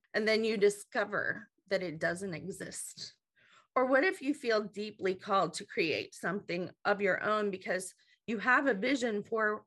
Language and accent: English; Marietta, Ohio, United States; I hail from Marietta, Ohio.